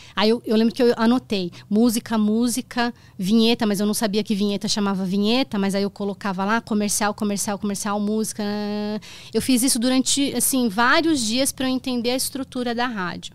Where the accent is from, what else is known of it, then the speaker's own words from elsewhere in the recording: Itapira, São Paulo, Brazil; eu cresci em Itapira eu sou de São Paulo eu fui para Itapira com oito anos e lá eu fiquei até os 19 e depois eu voltei para São Paulo